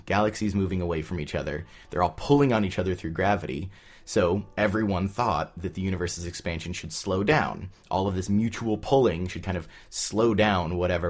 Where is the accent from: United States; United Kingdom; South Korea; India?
United States; Southern California; I grew up in Southern California.